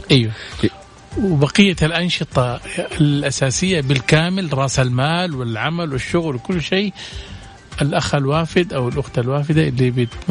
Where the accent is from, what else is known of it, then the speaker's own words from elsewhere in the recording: Saudi Arabia; المراه عندنا في السعوديه